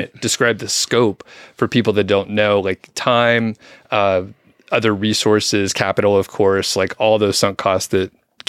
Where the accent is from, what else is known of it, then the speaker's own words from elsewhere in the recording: Atlanta, Georgia, United States; moved away; also born or lived in Bozeman; So I'm from Atlanta originally, but we lived in Bozeman for a few years.